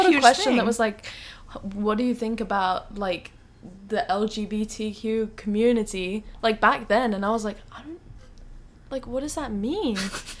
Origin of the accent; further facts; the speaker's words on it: Houston, Texas, United States; I grew up in the Galleria area. So, oh, like, cute. Yeah, Tanglewood.